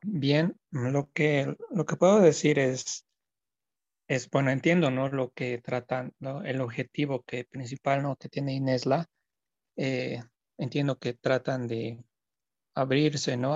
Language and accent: Spanish; La Paz, Bolivia; soy de La Paz